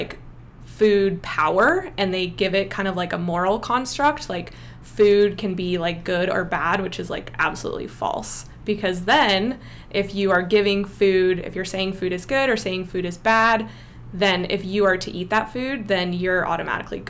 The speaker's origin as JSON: {"language": "English", "town": "Santa Cruz", "region": "California", "country": "United States", "tie": "born or raised there", "moved": "yes", "said": "growing up in Santa Cruz, for those of you that don't know, it's pretty crunchy granola"}